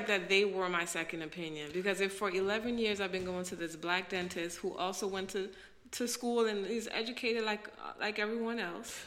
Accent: New York City, New York, United States; moved away as an adult; also born or lived in Haiti (descent); now in DC area, United States; I'm a black girl. I'm from Brooklyn.

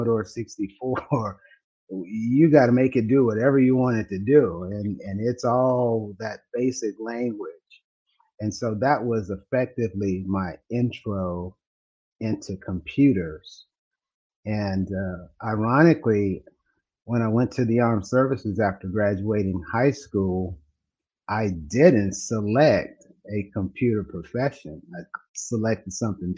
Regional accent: Los Angeles, California, United States; now in Dallas, United States; I didn't grow up here in Texas. I'm a transplant. I grew up in California. And my grandmother lived in San Bernardino. We lived in Los Angeles.

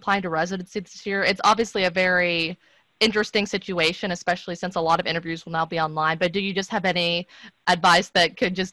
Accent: Tennessee, United States; I'm from Tennessee

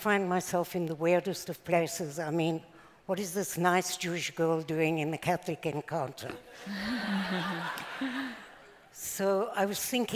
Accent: South Africa; now in Israel; As you probably recognize by now, I'm not exactly an Israeli accent. So I was born in South Africa

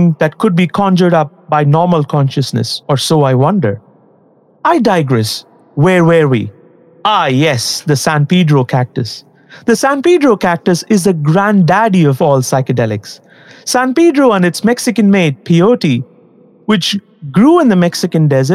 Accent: India; as an Indian and a Hindu

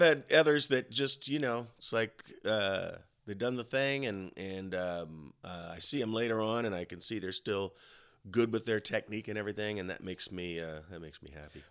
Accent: Colorado, United States; I grew up in Colorado

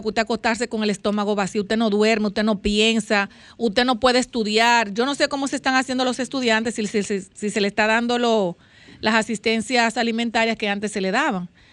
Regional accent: southern Dominican Republic, Dominican Republic; Los sureños comemos mucho

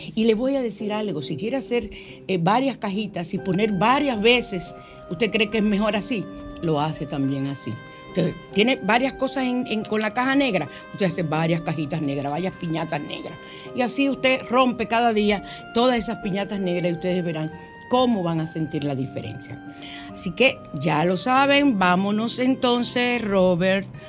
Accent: Dominican Republic; soy muy dominicano

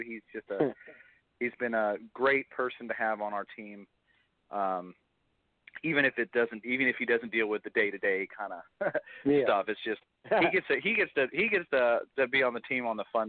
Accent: California, United States; So my favorite food in the world, we're from California. So California is known for its Mexican food, and I love a good big California burrito.

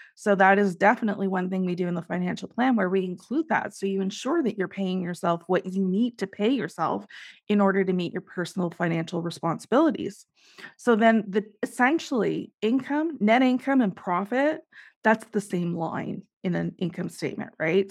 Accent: Canada; I am Canadian

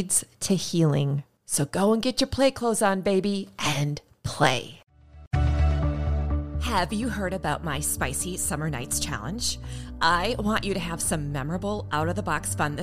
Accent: Minnesota, United States; I'm from Minnesota. We have snow.

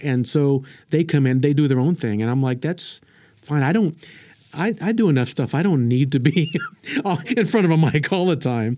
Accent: Frederick, Oklahoma, United States; I grew up in, if you ever heard of Frederick, Oklahoma

